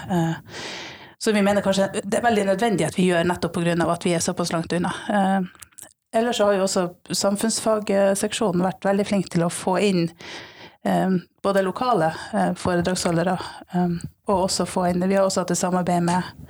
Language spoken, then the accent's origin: Norwegian; Finnmark, Norway; født og oppvokst i Finnmark